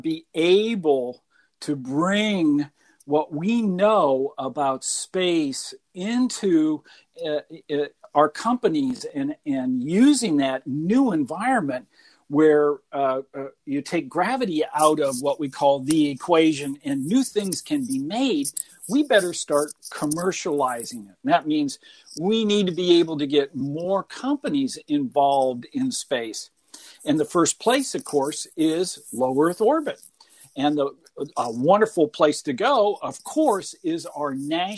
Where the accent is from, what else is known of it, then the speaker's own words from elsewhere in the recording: Burlington, Iowa, United States; I was born and raised in Burlington